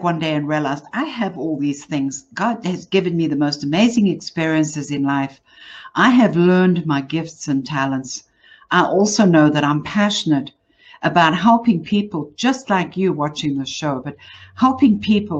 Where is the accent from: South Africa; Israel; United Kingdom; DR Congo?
South Africa; Johannesburg, Gauteng; I'm from South Africa. So if you're wondering where the accent from, that's what it is. I grew up in Johannesburg.